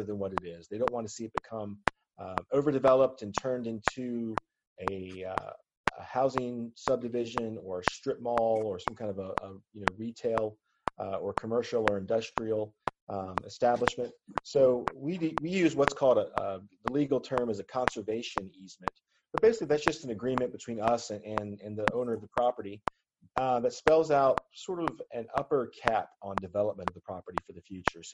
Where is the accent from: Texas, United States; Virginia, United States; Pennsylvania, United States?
Virginia, United States; Southwest; growing up in Southwest Virginia